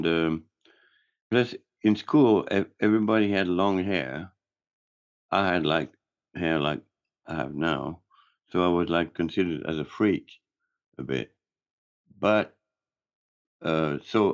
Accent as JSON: {"language": "English", "region": "Geneva", "country": "Switzerland", "tie": "born or raised there", "also_born_or_lived": "Marseille, France / San Francisco, United States", "second_language": "English", "moved": "yes", "said": "my mom remarried, and we moved to Geneva, Switzerland. So I was pretty much raised in Geneva or around the area"}